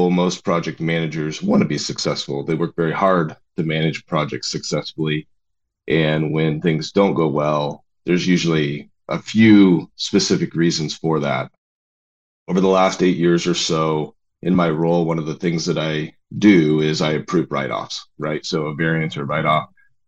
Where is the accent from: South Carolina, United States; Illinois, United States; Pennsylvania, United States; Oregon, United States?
Oregon, United States; I grew up in Oregon.